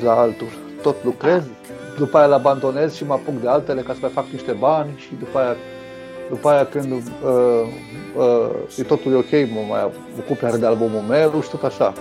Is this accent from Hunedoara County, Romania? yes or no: no; Arad, Arad County, Romania; Sunt născut și crescut în Arad